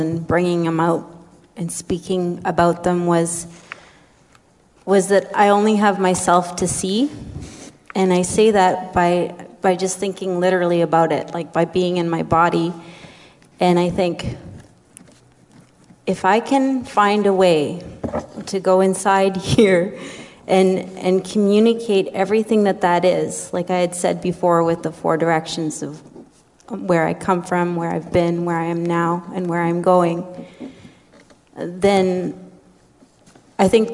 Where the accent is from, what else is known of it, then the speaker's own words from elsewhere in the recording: community 4 hours north of Thunder Bay, Ontario, Canada; moved away; I come from Sulakot, which is 4 hours north of Thunder Bay.